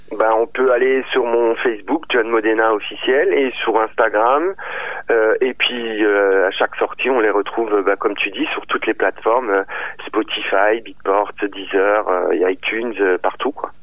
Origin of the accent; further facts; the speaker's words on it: Strasbourg region, Grand Est, France; de la, région de Strasbourg